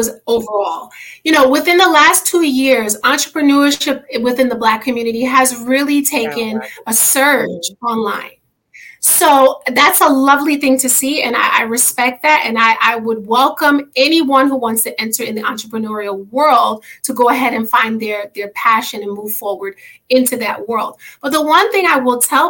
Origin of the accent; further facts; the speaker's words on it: New York City, New York, United States; moved away; I'm originally from New York, and in New York City